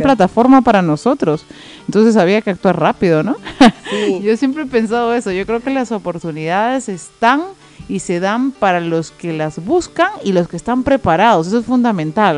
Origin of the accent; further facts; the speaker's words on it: Tacna, Peru; moved away as an adult; now in Lima, Peru; yo hace 12 años ya vivo en Lima y cuando recién me vine de Tacna a Lima